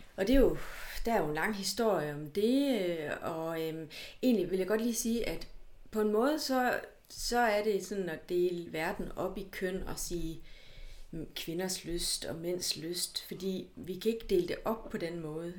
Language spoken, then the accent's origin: Danish; Hjørring, North Denmark Region, Denmark; now in Aarhus, Denmark; jeg er fra Nordjylland, og fra Jøring